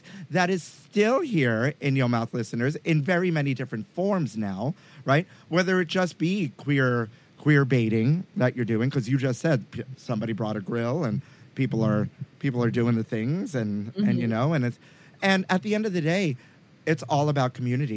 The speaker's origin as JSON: {"language": "English", "town": "New York City", "region": "New York", "country": "United States", "said": "I'm from Sunset Park Bay Ridge."}